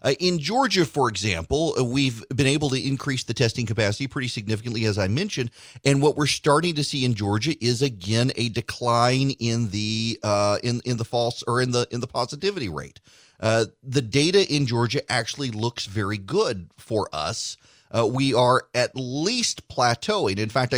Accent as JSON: {"language": "English", "region": "Dubai", "country": "United Arab Emirates", "tie": "born or raised there", "said": "I grew up in Dubai. We didn't have many opportunities."}